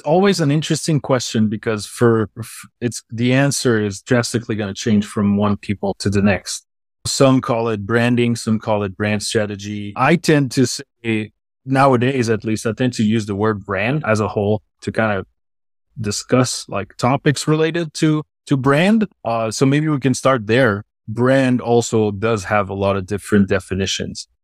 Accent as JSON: {"language": "English", "country": "Switzerland", "accent": "Swiss", "first_language": "French", "second_language": "English", "said": "it's the Swiss accent in a way, because I'm from Switzerland. I'm not French"}